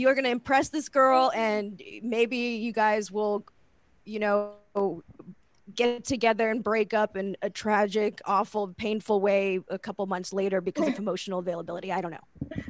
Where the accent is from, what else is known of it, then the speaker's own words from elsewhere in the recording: Lee County, Florida, United States; moved away; I grew up in like Lee County